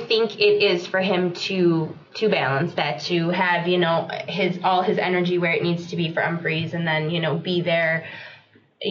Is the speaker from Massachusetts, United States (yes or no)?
no; Jacksonville, North Carolina, United States; moved away; I'm originally from Jacksonville, North Carolina